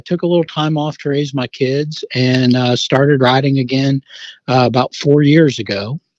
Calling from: Charleston, West Virginia, United States; I am calling from Charleston, West Virginia.

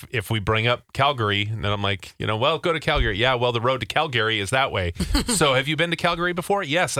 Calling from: Minnesota, United States; So we're just calling from Minnesota, and someone had brought up how to pronounce your city correctly.

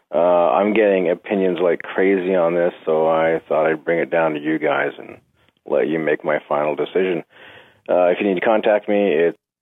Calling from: Victoria, British Columbia, Canada; I'm calling from Victoria, BC, up here in Canada

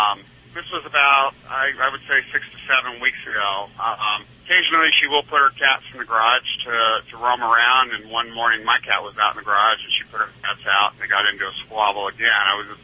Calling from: Gilroy, California, United States; I'm calling from Gilroy, California.

